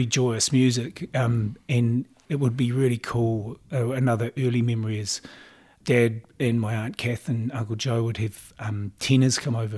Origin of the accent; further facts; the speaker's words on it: Auckland, New Zealand; I grew up in Mount Albert, okay, in Auckland